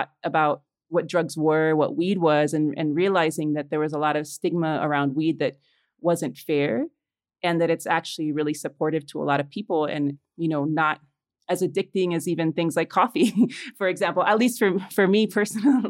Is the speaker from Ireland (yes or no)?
no; Chicago, Illinois, United States; moved away as an adult; also born or lived in Los Angeles, United States; now in Mexico City, Mexico; I was born in Mexico City, but when I was four, my family and I immigrated to Little Village, a Mexican and Puerto Rican neighborhood in Chicago